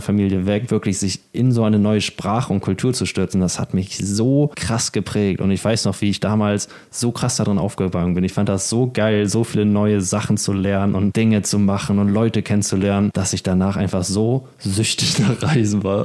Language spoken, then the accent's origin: German; Germany; moved away as an adult; now in Spain; als Deutscher